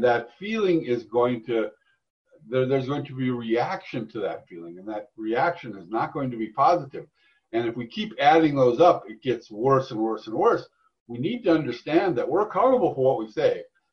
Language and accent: English; Duluth, Minnesota, United States; moved away; also born or lived in Texas / Arizona / New York; I'm from Duluth, Minnesota originally